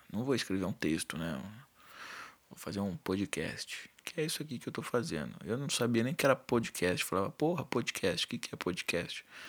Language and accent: Portuguese; São Paulo, Brazil; eu sou de São Paulo